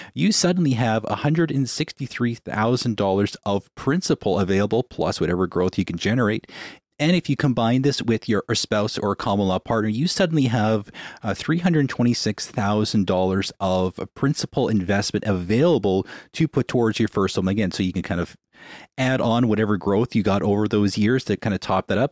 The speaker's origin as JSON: {"language": "English", "town": "Winnipeg", "region": "Manitoba", "country": "Canada", "said": "We're from Winnipeg."}